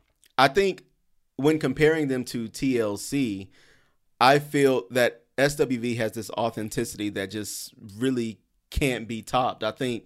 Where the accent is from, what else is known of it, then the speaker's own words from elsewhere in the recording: the South, United States; now in Brooklyn, United States; Listen, I'm in Brooklyn. I'm in New York. And I know I'm from the South, so I don't want nobody getting mad at me for this